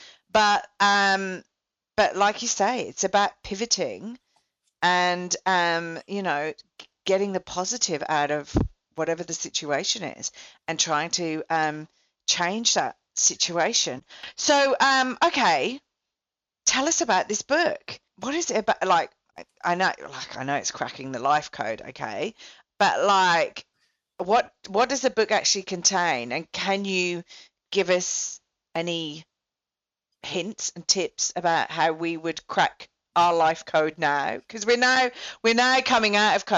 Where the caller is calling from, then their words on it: Melbourne, Victoria, Australia; Well, and I'm talking from Melbourne, so like, Melbourne's the most locked down city in the world